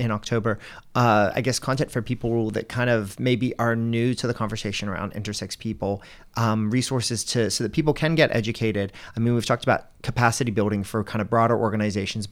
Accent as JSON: {"language": "English", "country": "United States", "moved": "yes", "lives_now": "Australia", "said": "as you might have guessed from my accent, I come from the US"}